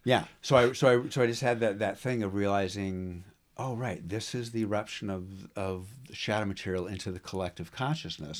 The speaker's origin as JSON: {"language": "English", "country": "United States", "tie": "born or raised there", "said": "I'm an American. I've been raised, born and raised here"}